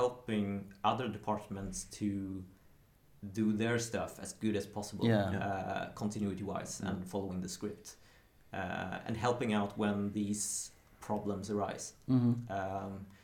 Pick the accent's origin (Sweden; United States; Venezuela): Sweden; Karlskrona, Blekinge; moved away; down in Karlskrona, Blekinge, where I'm from originally